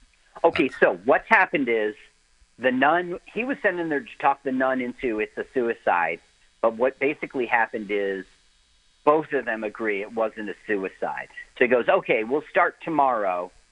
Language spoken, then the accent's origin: English; New Jersey, United States; I grew up in Jersey, and New York was the big city